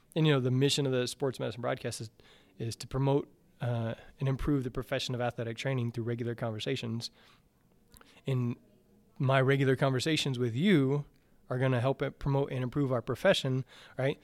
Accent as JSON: {"language": "English", "region": "the South", "country": "United States", "tie": "born or raised there", "said": "I grew up in the South"}